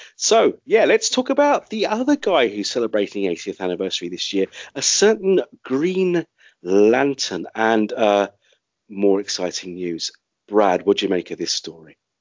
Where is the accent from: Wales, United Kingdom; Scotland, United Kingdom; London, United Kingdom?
London, United Kingdom; my hometown of London